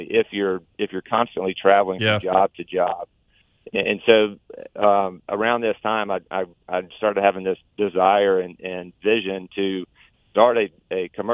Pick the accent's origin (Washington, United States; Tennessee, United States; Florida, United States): Tennessee, United States; Nashville; moved away as an adult; also born or lived in Auburn, Alabama; I grew up in the Nashville-Franklin area.